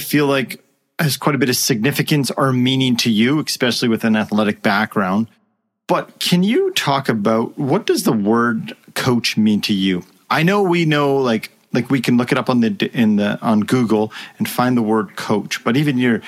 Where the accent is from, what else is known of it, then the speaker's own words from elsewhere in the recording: Canada; I'm Canadian